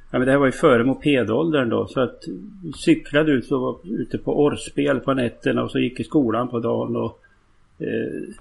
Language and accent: Swedish; Sundsvall, Västernorrland County, Sweden; born there; Det, det här är alltså strax utanför söder om Sundsvall där jag är född. Eh, en, en mil söder om Sundsvall.